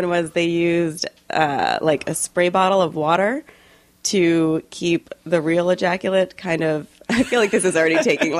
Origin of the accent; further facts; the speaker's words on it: New Jersey, United States; moved away as an adult; also born or lived in San Diego, California / Spain; I was raised in New Jersey.